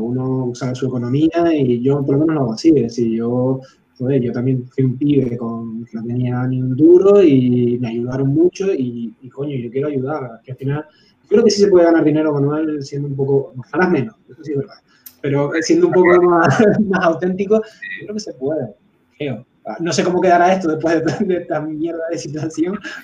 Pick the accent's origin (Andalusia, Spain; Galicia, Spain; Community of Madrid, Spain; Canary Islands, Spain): Canary Islands, Spain; yo soy canario, eh, es verdad que a lo mejor no soy el más canario de los canarios